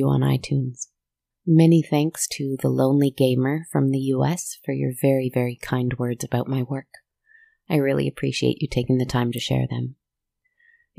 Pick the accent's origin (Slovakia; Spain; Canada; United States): Canada; as a Canadian